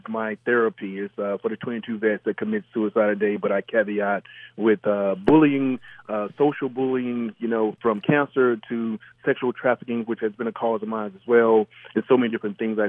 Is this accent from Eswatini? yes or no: no; Mississippi, United States; moved away; growing up in Mississippi